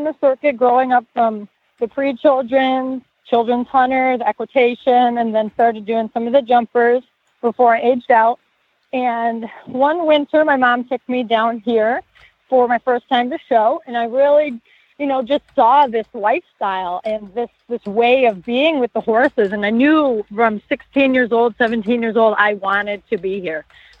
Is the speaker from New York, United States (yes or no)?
yes; Buffalo, New York, United States; I'm actually from Buffalo, New York.